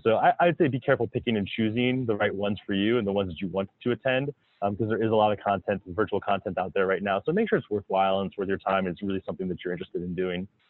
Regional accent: South Florida, United States; moved away as an adult; now in Minnesota, United States; I grew up in South Florida

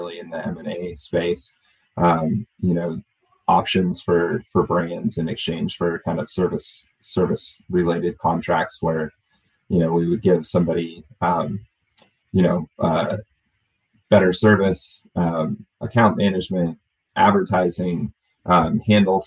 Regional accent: Oregon, United States; moved away; also born or lived in Florida; I grew up in Oregon

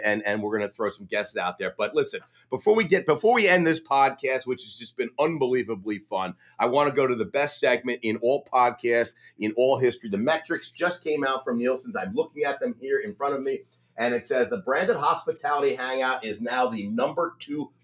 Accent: New Jersey, United States; Even though I was from New Jersey

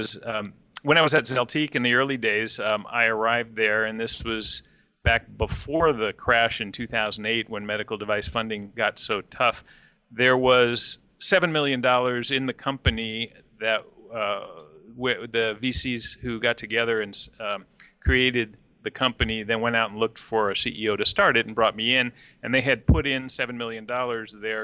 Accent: Pleasanton, California, United States; my hometown of Pleasanton

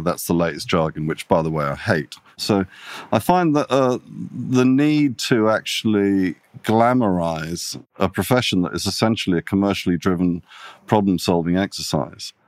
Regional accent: Italy; also born or lived in England / London; now in Sydney, Australia; I'm half Italian. I grew up in Italy.

